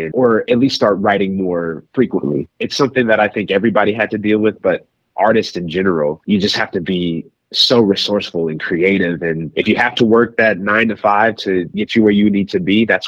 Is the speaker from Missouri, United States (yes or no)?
yes; Kansas City, Missouri, United States; my hometown roots. Kansas City is such a fiber of my being